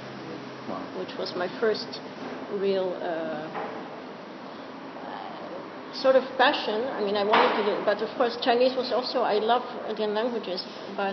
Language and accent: English; Jerusalem, Jerusalem District, Israel; moved away as an adult; also born or lived in England / Philadelphia; now in Netherlands; I grew up in, I was born in Jerusalem, I grew up there